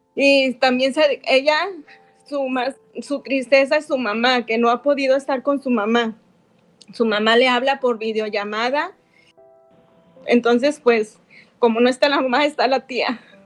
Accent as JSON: {"language": "Spanish", "town": "Ocotlán", "region": "Jalisco", "country": "Mexico", "moved": "yes", "lives_now": "United States", "said": "Nosotros somos de Ocotlán también"}